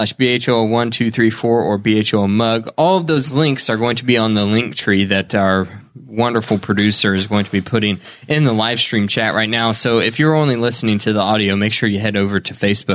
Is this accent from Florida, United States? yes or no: no; Dunreith, Indiana, United States; now in Spiceland, United States; I'm from Dunreath, and at least they still have their post office.